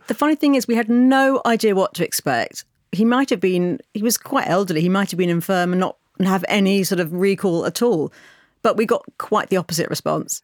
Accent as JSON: {"language": "English", "country": "United Kingdom", "said": "as a British person"}